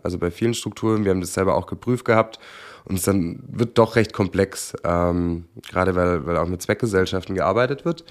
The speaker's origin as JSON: {"language": "German", "region": "Swabia", "country": "Germany", "said": "ich als Schwabe"}